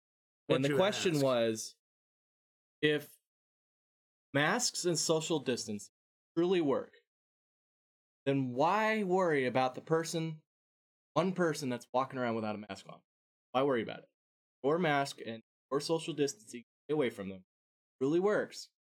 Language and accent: English; India; Yeah, I am Indian.